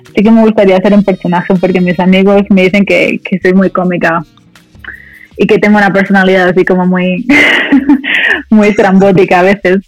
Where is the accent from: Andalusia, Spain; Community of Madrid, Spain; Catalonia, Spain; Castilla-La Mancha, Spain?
Community of Madrid, Spain; Madrid; also born or lived in Dominican Republic; me considero más española que dominicana porque em, porque me he criado en España a los cinco años, nos mudamos todos a, Madrid